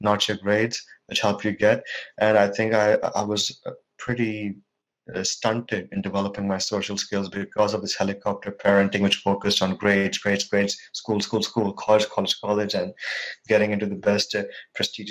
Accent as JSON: {"language": "English", "country": "India", "tie": "born or raised there", "moved": "as an adult", "lives_now": "Norway", "said": "I'm from India. I was born in India. I moved to Norway about 3 or 4 years ago"}